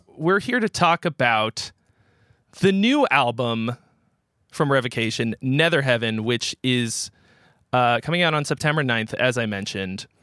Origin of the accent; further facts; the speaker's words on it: Boston area, Massachusetts, United States; we're both from the Boston area.